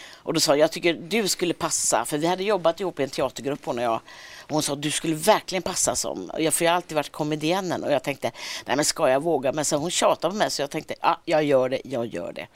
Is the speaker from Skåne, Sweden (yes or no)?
no; Gothenburg, Västra Götaland, Sweden; accent: Gothenburg dialect; moved away as an adult; now in Stockholm, Sweden; Jag har kvar dialekten, min mm. syrra har också kvar dialekten när vi ses och så är vi, är vi ofta i Göteborg.